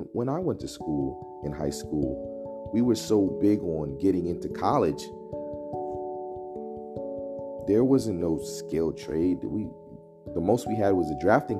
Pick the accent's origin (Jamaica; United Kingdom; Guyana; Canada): Guyana; now in United States; I'm from Guyana